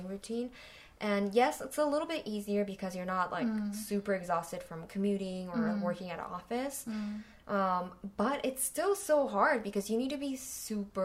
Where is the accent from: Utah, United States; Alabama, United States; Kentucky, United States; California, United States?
California, United States; moved away as an adult; now in South Korea; I was raised in California